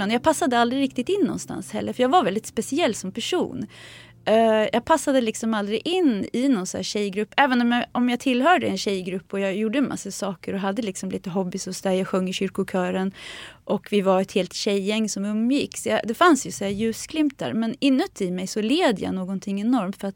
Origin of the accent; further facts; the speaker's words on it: Sweden; born there; Min mamma var redan gravid med mig så jag är född här i Sverige.